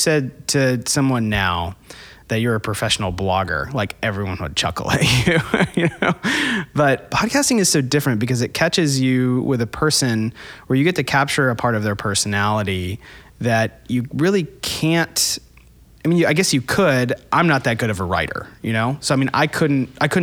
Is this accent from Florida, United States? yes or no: yes; Florida, United States; now in Atlanta, United States; I grew up in Florida.